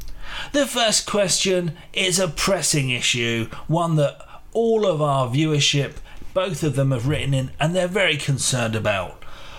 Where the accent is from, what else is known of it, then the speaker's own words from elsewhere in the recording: Bradford, Yorkshire and the Humber, United Kingdom; I'm from Bradford. You know that my family, they're immigrants.